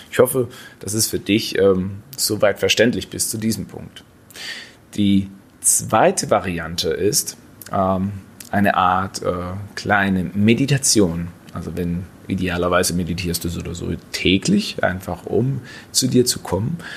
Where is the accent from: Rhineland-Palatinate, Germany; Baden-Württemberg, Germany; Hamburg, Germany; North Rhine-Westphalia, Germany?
Baden-Württemberg, Germany; Ich komme aus dem Schwarzwald, da ist das teilweise etwas leichter.